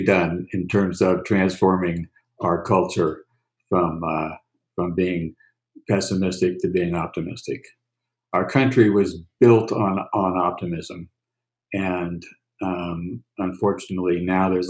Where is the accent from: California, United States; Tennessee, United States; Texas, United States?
California, United States; San Francisco; Growing up in San Francisco, most of the time, I was two blocks away from Golden Gate Park